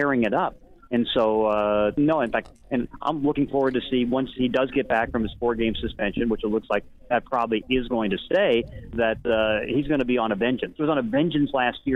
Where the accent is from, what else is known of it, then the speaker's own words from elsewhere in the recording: Pittsburgh, Pennsylvania, United States; I grew up in Pittsburgh